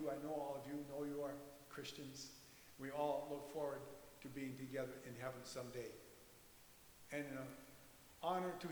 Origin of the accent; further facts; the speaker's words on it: Valley City, United States; my earliest memories of Kermit as we grew up in Valley City, the outstanding thing that I remember is his spiritual life.